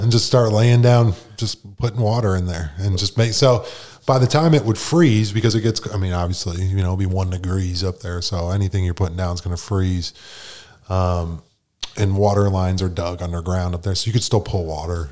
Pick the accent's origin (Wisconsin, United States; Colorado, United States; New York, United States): New York, United States; Buffalo; moved away as an adult; I grew up in Buffalo, New York